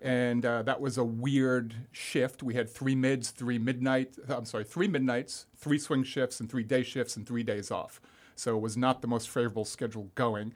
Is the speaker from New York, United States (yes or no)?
yes; Long Island, New York, United States; moved away as an adult; also born or lived in Manhattan, New York; now in Florida, United States; I grew up on Long Island, New York